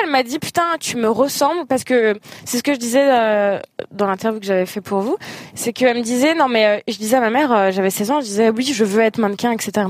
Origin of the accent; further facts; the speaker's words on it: Algeria; Ça veut dire que je suis algérienne et célibataire.